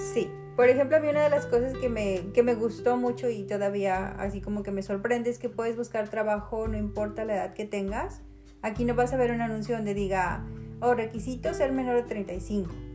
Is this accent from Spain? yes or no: no; Mexico; moved away as an adult; now in Canada; como crecimos con ellas en México